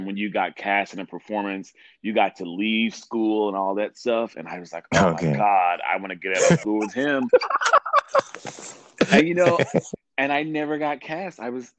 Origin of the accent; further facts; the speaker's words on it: Little Rock, Arkansas, United States; now in New York City, United States; Yes, born and raised in Little Rock, Arkansas.